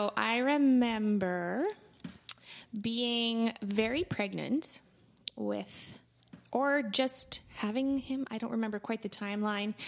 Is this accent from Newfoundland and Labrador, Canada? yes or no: no; Altona, Manitoba, Canada; also born or lived in Winnipeg; I grew up in Altona. I've lived in Altona most of my life other than pursuing post-secondary in Winnipeg.